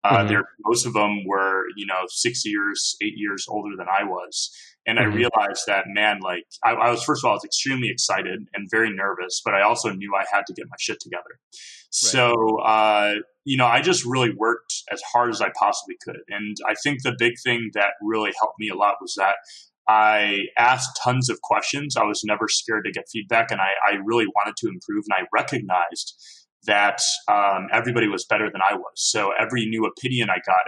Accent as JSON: {"language": "English", "town": "Chicago", "region": "Illinois", "country": "United States", "tie": "born or raised there", "also_born_or_lived": "Los Angeles / San Francisco", "moved": "as an adult", "said": "I grew up in Chicago, Illinois, and then moved to Los Angeles to attend Art Center Entertainment Design when I was 18"}